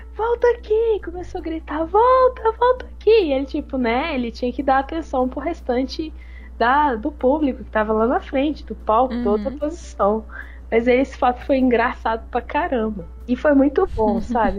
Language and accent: Portuguese; Barbacena, Minas Gerais, Brazil; now in Uberlândia, Brazil; Esse show foi lá em Barbacena, na cidade onde eu nasci. Eu morava lá na época ainda